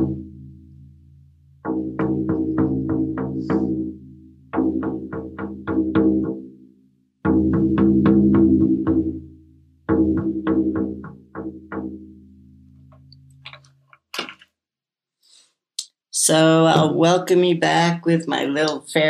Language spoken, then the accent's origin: English; New York City, New York, United States; moved away; also born or lived in San Francisco; I grew up in Brooklyn, and I lived in San Francisco